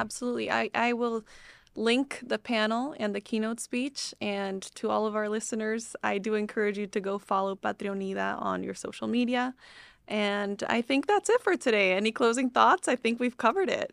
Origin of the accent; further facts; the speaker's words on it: Bolivia; now in United States; I grew up in Bolivia